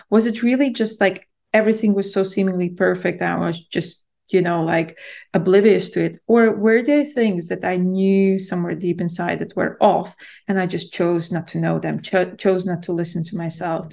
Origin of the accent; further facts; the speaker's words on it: Latvia; moved away as an adult; also born or lived in London, United Kingdom; I'm born and raised in Latvia, and then I moved to the U K to study in university in London when I was, yeah, in my early twenties.